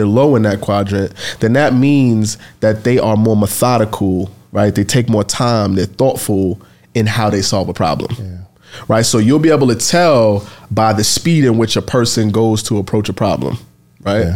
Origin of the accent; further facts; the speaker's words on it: New York City, New York, United States; I grew up in the Bronx, the crack era in the projects